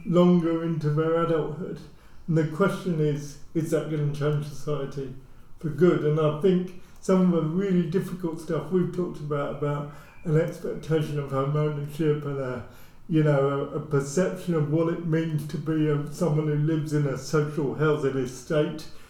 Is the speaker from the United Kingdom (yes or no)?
yes; near Luton, East of England, United Kingdom; I grew up near Luton